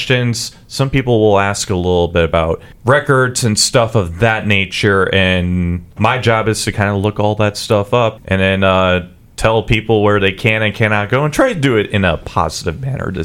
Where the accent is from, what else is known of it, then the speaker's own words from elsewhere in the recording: St. Louis, Missouri, United States; I am from St. Louis. I was born and raised.